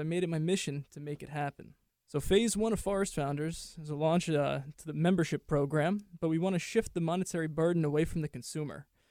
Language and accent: English; New York City, New York, United States; I grew up in New York City, the concrete jungle.